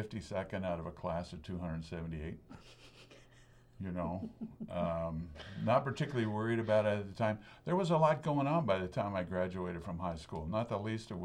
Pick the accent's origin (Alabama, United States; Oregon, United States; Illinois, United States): Oregon, United States; Lebanon; I was born and raised in Lebanon, Oregon.